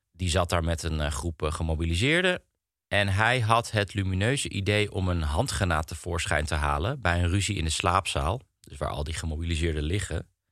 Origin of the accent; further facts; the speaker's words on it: Netherlands; wij als Nederlanders